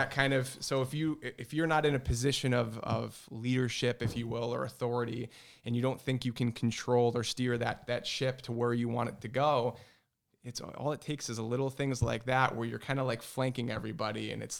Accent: Newington, Connecticut, United States; then they settled in the town I grew up in Newington, which is sandwiched in between the city I work in, New Britain, and Hartford.

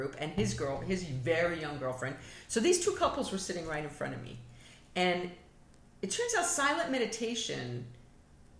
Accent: New York, United States; I'm a New Yorker

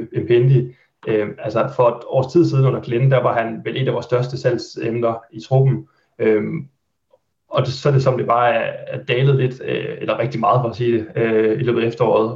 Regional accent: Haderslev, Southern Denmark, Denmark; moved away as an adult; now in Aarhus, Denmark; jeg er født og opvokset i Haderslev

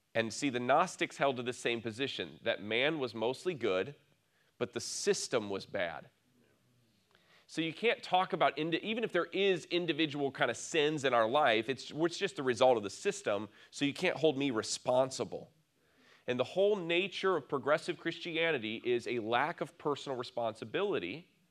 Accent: near Lake Michigan, Midwest, United States; I grew up near Lake Michigan

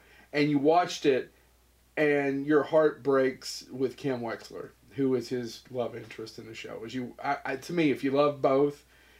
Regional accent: Eastern Kentucky, United States; I am from the Eastern Kentucky.

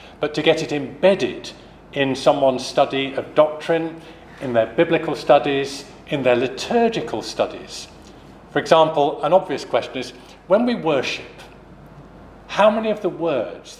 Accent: United Kingdom; the first time I visited that as a British person

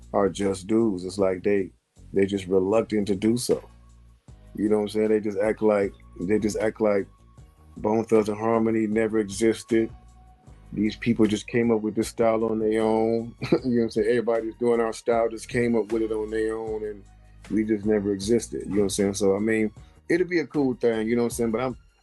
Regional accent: Midwest, United States; We're not East Coast. We're from the Midwest.

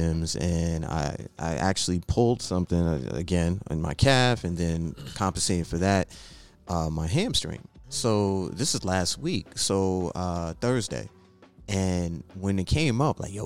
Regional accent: New York City, New York, United States; I grew up in New York City

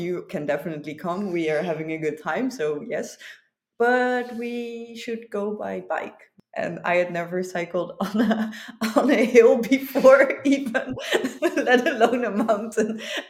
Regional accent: Netherlands; also born or lived in Malmö, Sweden; now in Sweden; I am raised in the Netherlands.

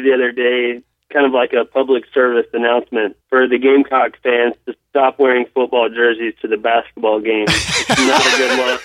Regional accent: Charlotte, North Carolina, United States; now in South Carolina, United States; we're right on the line growing up in Charlotte.

